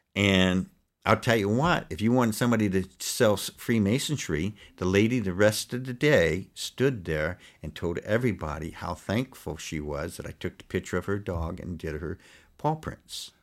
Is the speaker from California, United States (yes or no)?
yes; Los Angeles, California, United States; also born or lived in Poughkeepsie, New York / Pleasant Valley, New York; I grew up in the South Bay area, it's called, of L